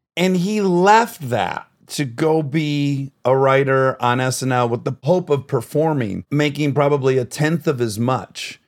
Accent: Detroit, Michigan, United States; I grew up in Detroit

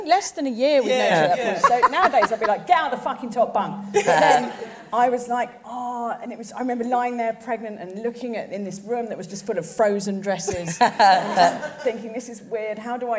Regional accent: London, United Kingdom; See, I grew up in South East London

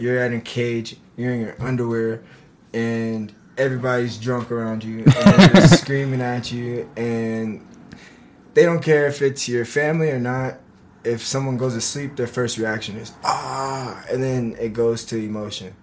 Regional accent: Omaha, Nebraska, United States; moved away as an adult; I'm from Omaha, Nebraska.

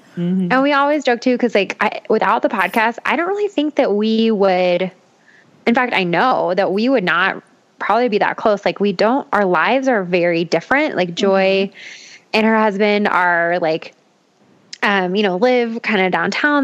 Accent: Boulder, Colorado, United States; also born or lived in Longmont, Colorado; I grew up in Boulder. I actually grew up like not even 10 minutes away from where I currently live.

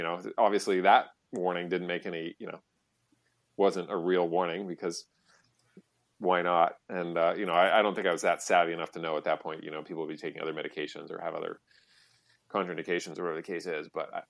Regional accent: Massachusetts, United States; And I grew up outside Boston.

